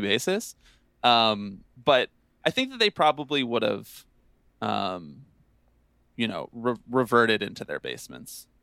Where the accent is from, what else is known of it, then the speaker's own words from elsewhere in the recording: Bucks County, Pennsylvania, United States; I'm from Bucks County, Pennsylvania